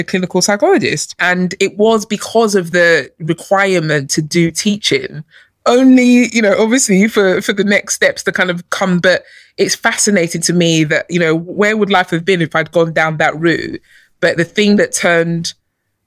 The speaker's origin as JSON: {"language": "English", "region": "London", "country": "United Kingdom", "tie": "born or raised there", "also_born_or_lived": "Nigeria", "said": "I grew up in London. I was born in Nigeria, but I came here as a baby and I grew up here."}